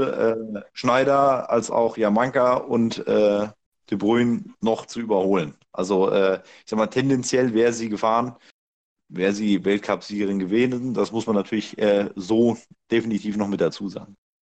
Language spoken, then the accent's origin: German; Hesse, Germany; ich als Hesse